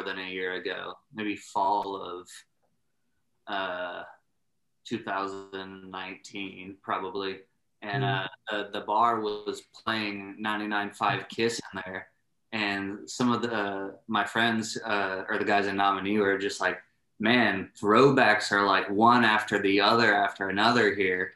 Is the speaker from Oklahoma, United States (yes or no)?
no; San Antonio, Texas, United States; also born or lived in Iowa; I was from San Antonio, grew up there, and then my dad got a job transfer up to a small town in Iowa, where we spent like 3 years or so before ultimately moving back down to San Antonio